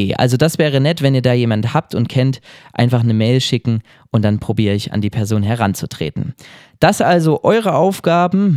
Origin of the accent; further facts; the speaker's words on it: Oberwiesenthal, Saxony, Germany; Ich komme aus Oberwiesenthal, ich wohne derzeit hier